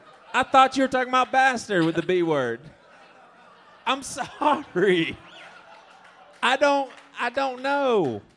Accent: the South, United States; I'm from the South

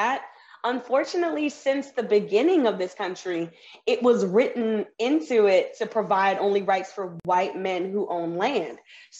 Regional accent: the South, United States; I'm from the South, so I'm used to growing up with people with Confederate flags flying around, and they say the war was not about slavery.

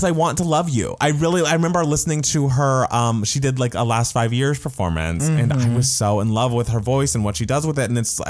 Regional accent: United States; I'm American black

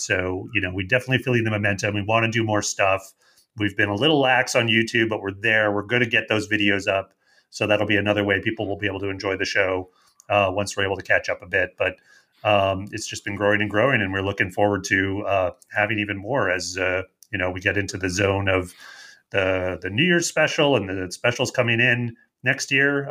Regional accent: Canada; accent: Canadian; my Canadian accent

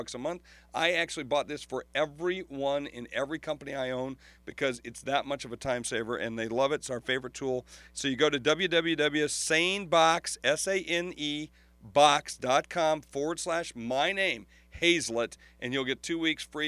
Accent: Sioux Falls, South Dakota, United States; Sioux Falls, South Dakota, my hometown

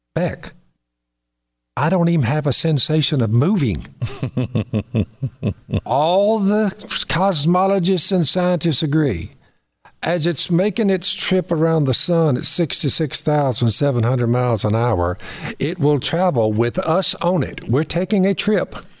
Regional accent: the South, United States; We say dinner in the South.

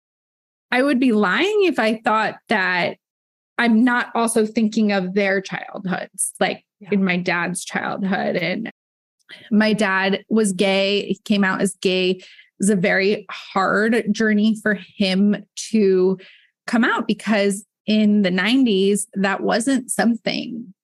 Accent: Midwest, United States; moved away as an adult; also born or lived in Michigan / Texas; now in Los Angeles, United States; in my childhood, growing up in the Midwest

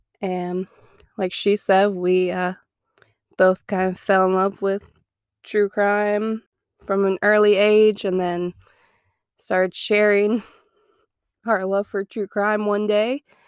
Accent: Louisville, Ohio, United States; moved away as an adult; now in Mobile, United States; I am 32, soon to be 33. Shout out to all the Sagittarius. I grew up in Ohio, in a little town called Louisville, Ohio. A lot of people don't know it, so if you do, shout out to you. I moved down here to Mobile about 9 years ago.

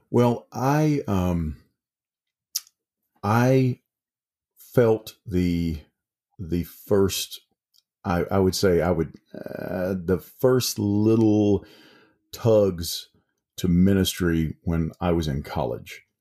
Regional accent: Mississippi, United States; now in East Tennessee, United States; I I moved to East Tennessee from South Mississippi, and began to teach up there.

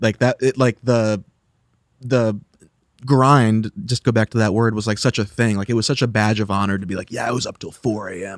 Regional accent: Ohio, United States; I'm an Ohio boy as well

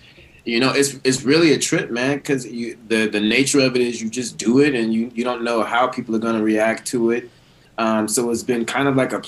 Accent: Houston, Texas, United States; moved away; I grew up in Houston, and I actually went to a high school that was a public high school, but it had this incredible theater tradition, Elsick High School in Houston, Texas.

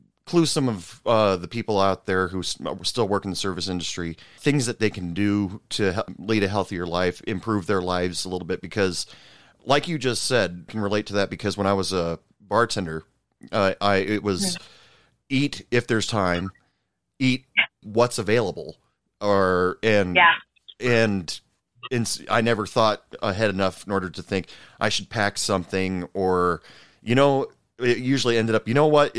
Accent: Oregon, United States; now in Texas, United States; I grew up in Oregon, but I live in Texas right now.

